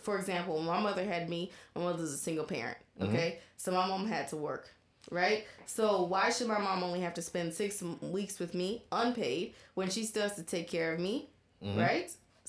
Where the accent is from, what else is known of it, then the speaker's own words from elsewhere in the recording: United States; I'm an American